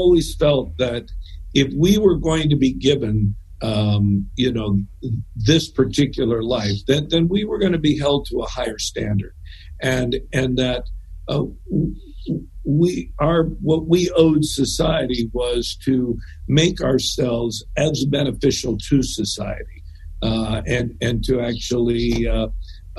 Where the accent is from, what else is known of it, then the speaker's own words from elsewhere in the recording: Southern California, United States; moved away as an adult; also born or lived in Arcadia, California / San Francisco, California; I grew up in Southern California